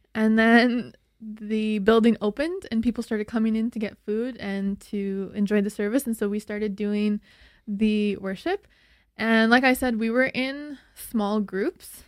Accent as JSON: {"language": "English", "town": "Slave Lake", "region": "Alberta", "country": "Canada", "tie": "born or raised there", "said": "I was born in Slave Lake, Alberta, which is just three hours north of Edmonton. It's a really small town."}